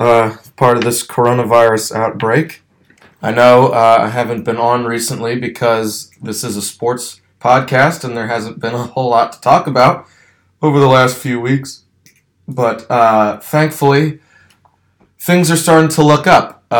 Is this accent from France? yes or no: no; Ashburn, Virginia, United States; also born or lived in Lynchburg, Virginia; my hometown of Ashburn, Virginia